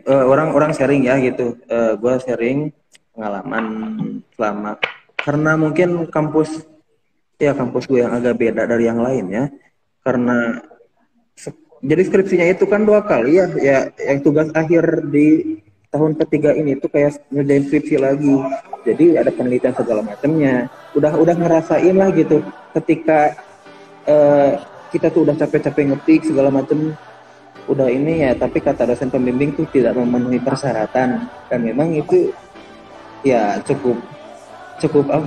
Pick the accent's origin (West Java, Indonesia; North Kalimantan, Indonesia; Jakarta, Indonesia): West Java, Indonesia; Tasikmalaya; born there; saya lahir di Tasikmalaya ya